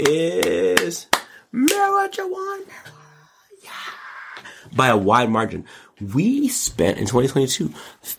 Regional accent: United States; I'm also an American

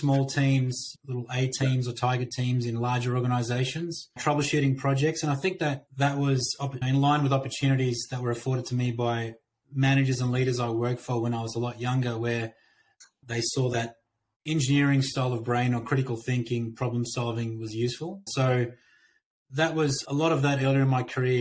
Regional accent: Australia; moved away as an adult; now in United States; I'm an Aussie that relocated about 3 years ago

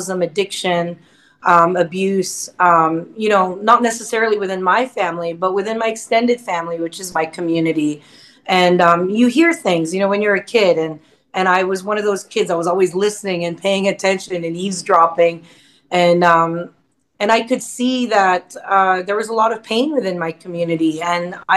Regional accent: Wikwemikong First Nation, Ontario, Canada; now in Nashville, United States; I live in Nashville, Tennessee, and I'm from Wequimquam First Nations

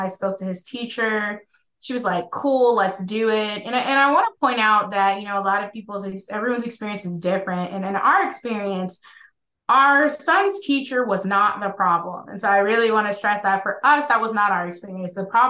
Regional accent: Georgia, United States; so we're from Georgia, and then I was a military brat, so I grew up all over the place.

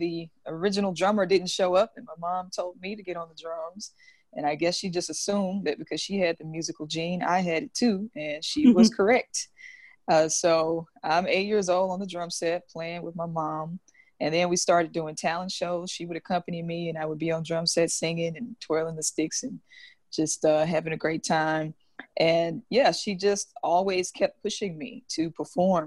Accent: Jackson, Mississippi, United States; moved away as an adult; now in Brooklyn, United States; grew up in Jackson, born and raised.

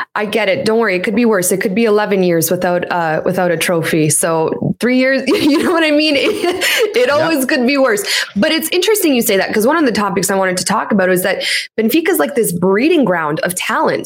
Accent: Canada; My parents were born in Poland, and I'm the first person here in Canada

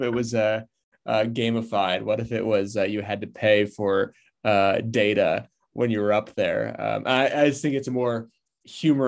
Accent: California, United States; I'm from California too

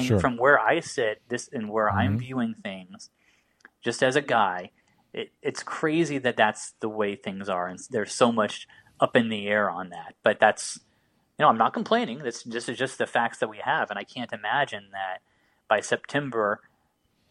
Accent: Indiana, United States; I'm from Indiana, born and raised

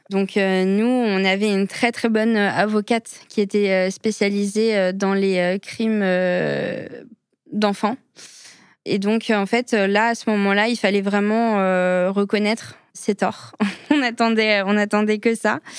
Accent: Algeria; quand on me voit d'un premier abord, on ne sait pas que je suis algérienne.

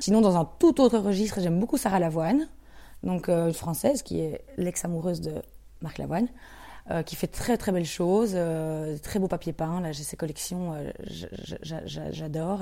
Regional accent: Andenne, Wallonia, Belgium; quelqu'un qui vient d'Andenne, donc euh, de là où, je viens, près de, près de Namur

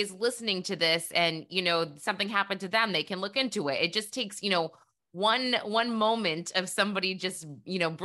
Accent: New Hampshire, United States; moved away; my hometown in New Hampshire

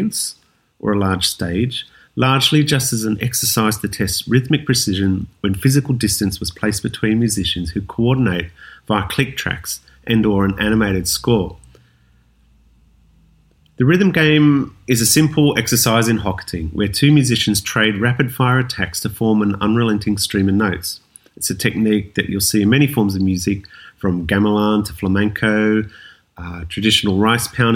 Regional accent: Wollongong, New South Wales, Australia; now in Sydney, Australia; I was born and bred in Wollongong, a city south of Sydney

